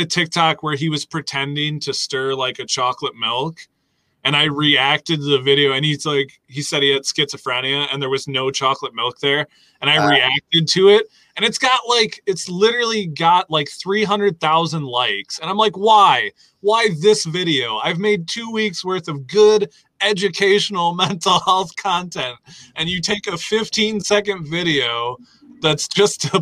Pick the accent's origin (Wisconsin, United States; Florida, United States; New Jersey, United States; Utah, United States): Wisconsin, United States; I'm from Wisconsin